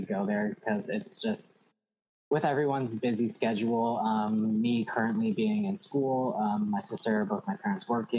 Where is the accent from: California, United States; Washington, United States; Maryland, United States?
Washington, United States; Auburn; I am from Auburn, Washington